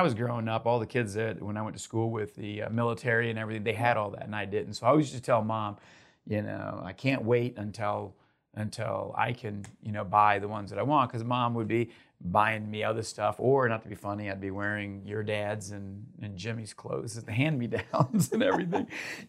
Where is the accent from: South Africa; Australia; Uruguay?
Uruguay; English is a second language; Grew up in South America and Uruguay.